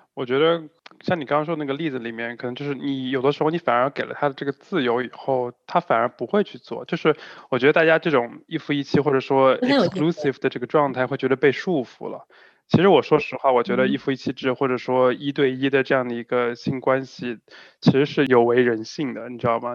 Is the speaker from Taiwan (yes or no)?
no; China; 我们中国人